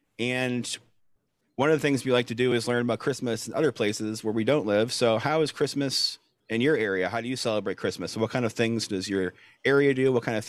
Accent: South Florida, United States; moved away; I grew up in South Florida

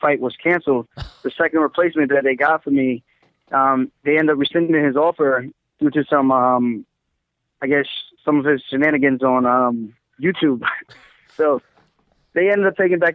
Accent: Uniondale, New York, United States; I grew up in Long Island, Uniondale

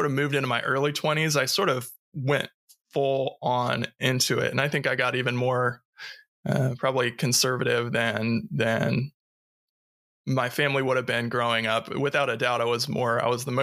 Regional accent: Ohio, United States; moved away as an adult; also born or lived in Kentucky / New Zealand / Seattle; I grew up in Ohio

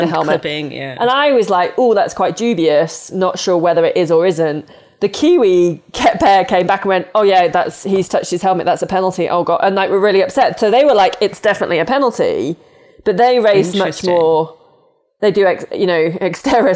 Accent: United Kingdom; now in United States; I'm British

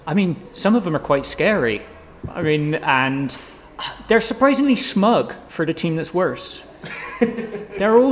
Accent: Bristol, South West England, United Kingdom; I come from North Bristol

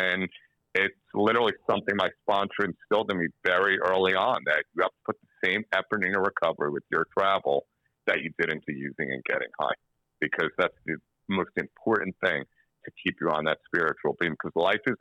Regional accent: United States; I'm from the United States.

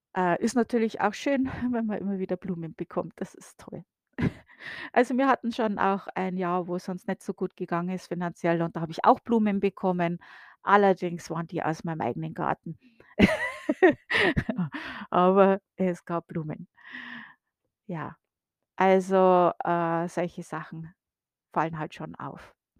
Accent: Bavaria, Germany; moved away as an adult; now in United States; bei uns in Bayern

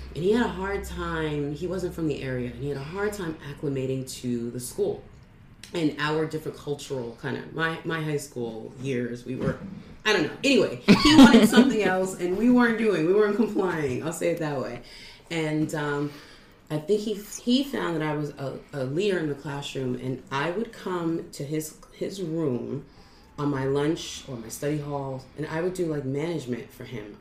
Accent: New York, United States; moved away; I'm from New York, I was young

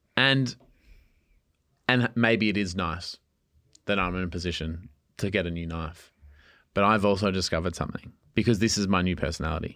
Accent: East Coast, Australia; I grew up on the East Coast

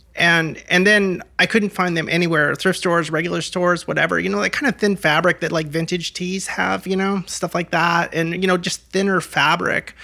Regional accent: Portland, Oregon, United States; moved away as an adult; also born or lived in Los Angeles / Gresham; Portland, Oregon is, is my hometown

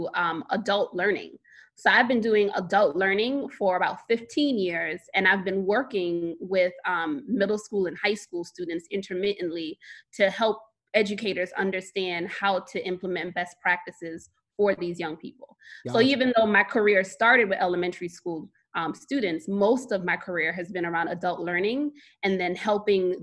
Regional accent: New York City, New York, United States; I am born and raised in Brooklyn, New York.

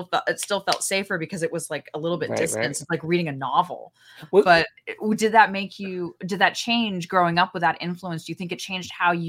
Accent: Los Angeles, California, United States; I'm from Los Angeles, which is a car centric city

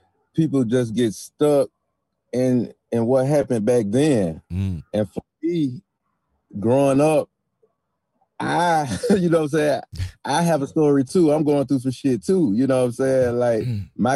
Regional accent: Memphis, Tennessee, United States; I grew up in Memphis and on Beale Street

